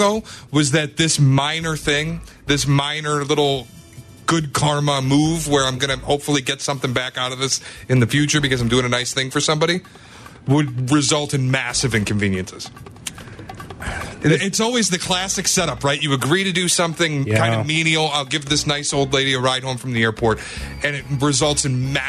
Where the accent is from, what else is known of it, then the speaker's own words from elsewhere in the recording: Detroit, Michigan, United States; I'm from Detroit